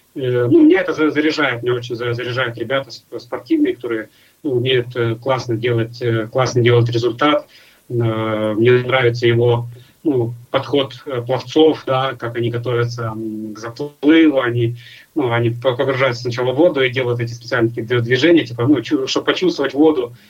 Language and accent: Russian; Nizhny Novgorod, Nizhny Novgorod Oblast, Russia; moved away; я из Нижнего Новгорода